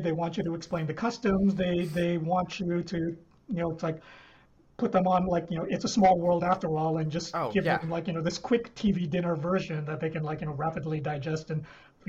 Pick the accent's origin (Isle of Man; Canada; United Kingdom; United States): Canada; moved away; also born or lived in Singapore / Philippines; I grew up in Canada.